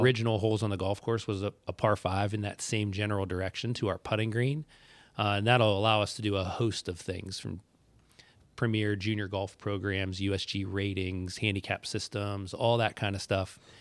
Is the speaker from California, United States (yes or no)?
no; West Middlesex, Pennsylvania, United States; I'm from West Middlesex